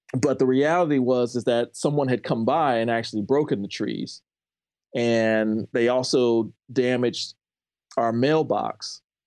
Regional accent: St. Louis, Missouri, United States; also born or lived in Ferguson, Missouri / University City, Missouri; I grew up in a suburb of Saint Louis

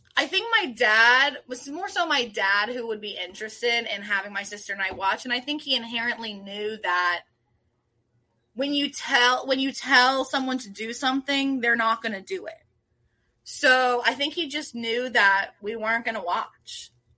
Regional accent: Washington, District of Columbia, United States; now in Rockville, United States; I grew up in D C proper.

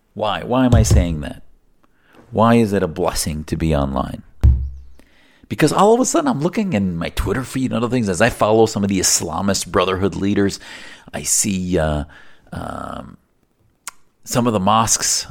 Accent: United States; as an American, as an activist

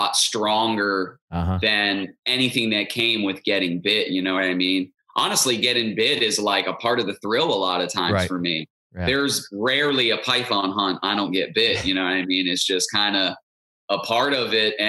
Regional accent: Stuart, Florida, United States; I grew up in Martin County, Stuart, Florida

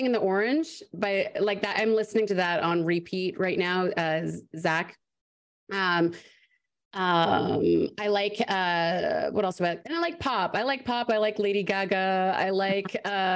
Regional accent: Canada; accent: Canadian; also born or lived in Vancouver; now in Los Angeles, United States; the longer I'm in Vancouver, I get my Canadian accent back

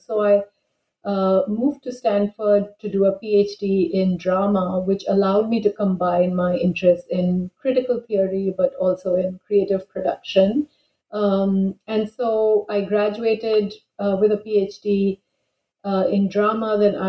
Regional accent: Bangalore, Karnataka, India; also born or lived in New Delhi; And I grew up in Bangalore and did my undergraduate in English, and then pursued an MA and MPhil in English in Jawaharlal Nehru University in New Delhi.

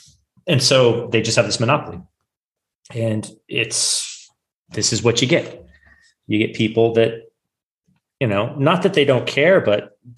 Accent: California, United States; I grew up here in California

